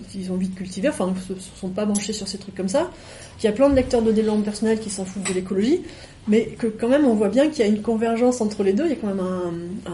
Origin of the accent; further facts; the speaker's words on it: Guinea; born there; je suis née en Guinée euh, et c'est un peu embêtant là-bas.